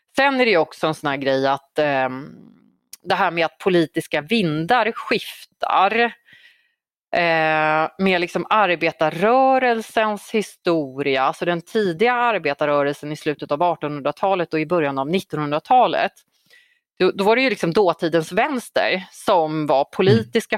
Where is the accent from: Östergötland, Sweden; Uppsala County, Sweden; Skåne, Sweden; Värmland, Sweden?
Uppsala County, Sweden; Uppsala; Gottsunda i, eh, där jag växte upp i, i några år under tonåren